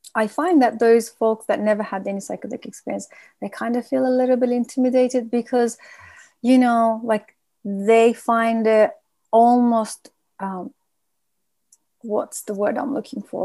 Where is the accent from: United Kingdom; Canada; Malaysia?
United Kingdom; we are a nation that we don't really talk much, and vulnerability is not something we practice, and it's actually threatening to our being as British people